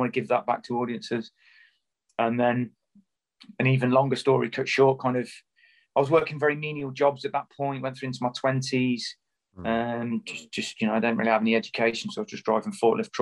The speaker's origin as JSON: {"language": "English", "town": "Coventry", "region": "West Midlands", "country": "United Kingdom", "tie": "born or raised there", "said": "growing up in Coventry, which is a kind of drab post-industrial town"}